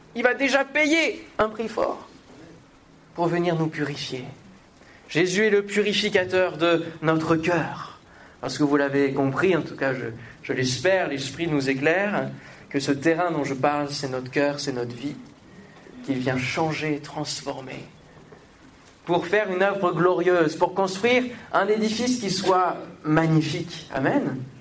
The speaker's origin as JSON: {"language": "French", "region": "Normandy", "country": "France", "moved": "yes", "lives_now": "Paris, France", "said": "je viens de la Normandie"}